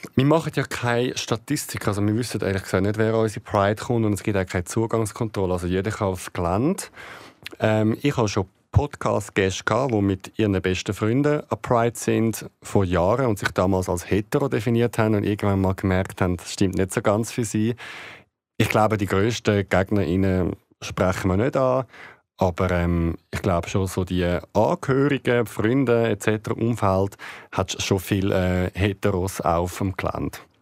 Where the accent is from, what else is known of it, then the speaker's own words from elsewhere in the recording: Switzerland; also born or lived in Greece; bei uns in der Schweiz